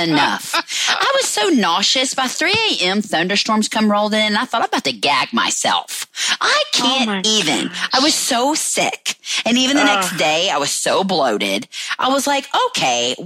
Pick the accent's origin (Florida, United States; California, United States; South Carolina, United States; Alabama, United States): Alabama, United States; I'm from Alabama